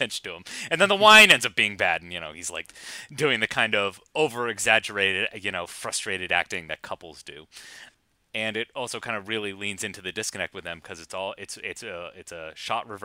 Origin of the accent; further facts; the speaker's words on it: United States; I'm boorish American.